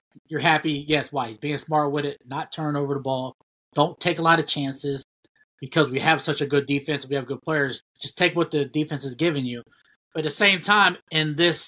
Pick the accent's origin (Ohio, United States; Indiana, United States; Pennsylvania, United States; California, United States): Ohio, United States; we're all from Ohio